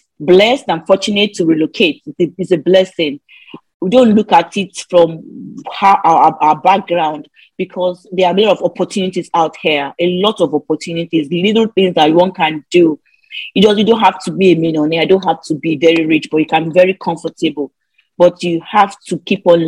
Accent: Nigeria; moved away as an adult; the way we grew up in Nigeria, going to school in Nigeria is so different from abroad

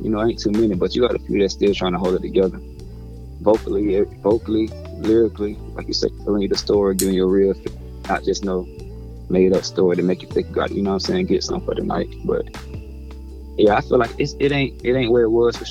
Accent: Atlanta, Georgia, United States; I'm from Atlanta, Georgia

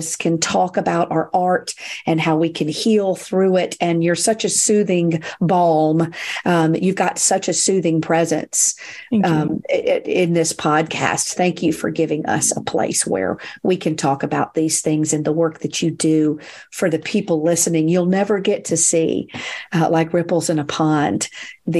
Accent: the South, United States; I've always lived in the South

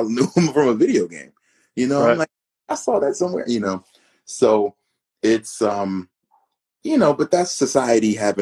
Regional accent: Philadelphia, Pennsylvania, United States; moved away as an adult; now in Arizona, United States; born and raised in Philadelphia

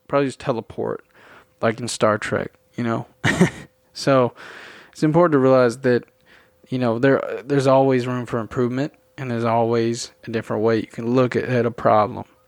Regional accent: Tennessee, United States; I was born and raised in Tennessee

